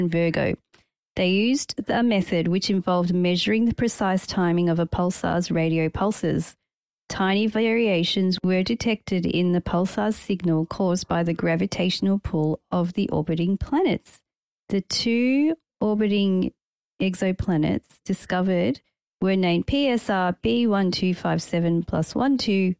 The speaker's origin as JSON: {"language": "English", "country": "Malta", "said": "I come from Malta."}